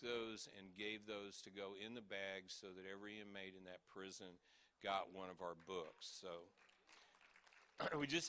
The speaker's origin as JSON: {"language": "English", "town": "Kansas City", "country": "United States", "said": "we're from Kansas City, you know, the barbecue capital of the world"}